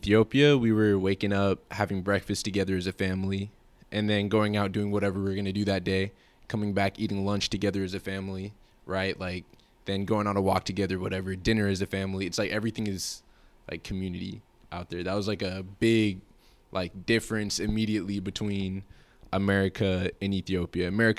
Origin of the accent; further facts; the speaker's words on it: California, United States; now in Oregon, United States; I'm originally from California.